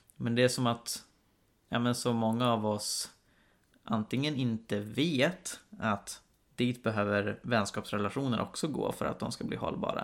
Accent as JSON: {"language": "Swedish", "town": "Karlstad", "region": "Värmland", "country": "Sweden", "tie": "born or raised there", "also_born_or_lived": "Uppsala", "said": "hemma i Karlstad där, där vi bodde jag och min syster med mamma vanligtvis"}